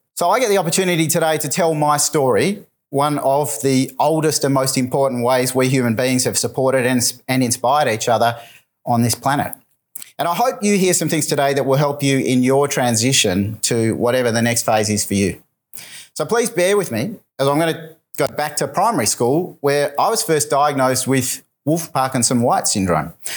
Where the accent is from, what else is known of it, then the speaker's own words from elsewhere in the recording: Melbourne, Victoria, Australia; my hometown of Melbourne